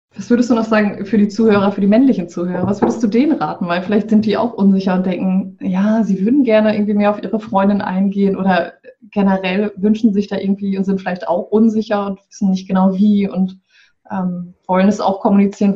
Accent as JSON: {"language": "German", "region": "Bremen", "country": "Germany", "said": "ich komme aus, äh, aus dem Norden in Deutschland, aus Bremen"}